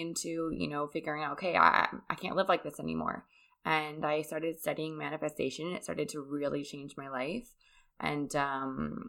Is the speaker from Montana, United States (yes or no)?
no; California, United States; moved away as an adult; also born or lived in Colorado / Bali / Costa Rica / Mexico; now in North Carolina, United States; I grew up in California